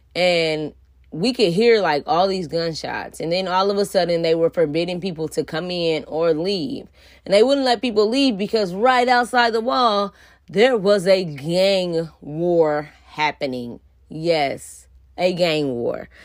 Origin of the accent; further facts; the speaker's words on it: outside of Indianapolis, United States; I grew up outside of Indianapolis